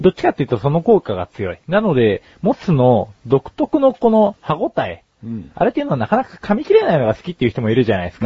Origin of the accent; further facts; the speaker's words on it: Yokohama, Kanagawa, Japan; 浜っ子同士だ